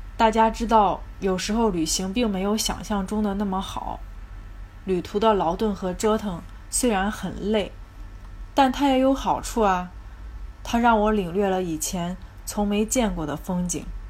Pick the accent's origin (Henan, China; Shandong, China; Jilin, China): Henan, China; Zhengzhou; 我来自河南省郑州市，目前在事业单位呢，做些办公室文职类的工作